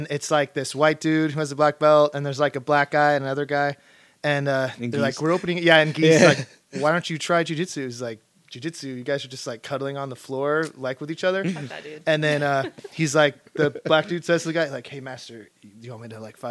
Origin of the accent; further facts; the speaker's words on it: United States; I'm fucking American